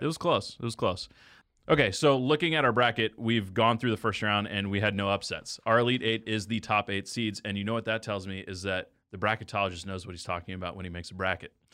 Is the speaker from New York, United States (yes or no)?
no; Texas, United States; now in Kansas City, United States; I grew up in Texas.